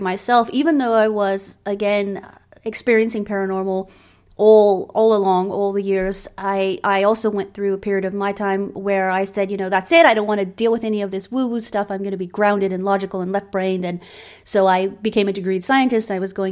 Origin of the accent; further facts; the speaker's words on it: England, United Kingdom; also born or lived in Germany; I grew up in England. I was raised agnostic